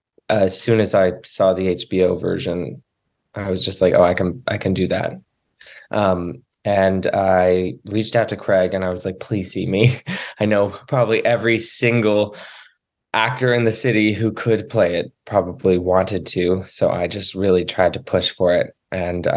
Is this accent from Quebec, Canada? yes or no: no; Cape Breton, Nova Scotia, Canada; I grew up in Cape Breton, Nova Scotia